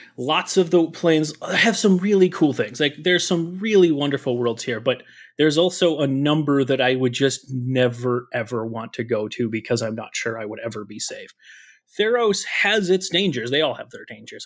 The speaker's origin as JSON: {"language": "English", "region": "Minnesota", "country": "United States", "tie": "born or raised there", "said": "I grew up in Minnesota. I've been in Minnesota a long time."}